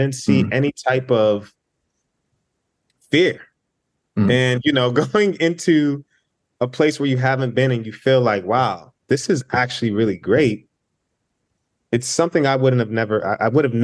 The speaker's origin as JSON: {"language": "English", "country": "United States", "tie": "born or raised there", "said": "being in the States, being a first generation Nigerian American"}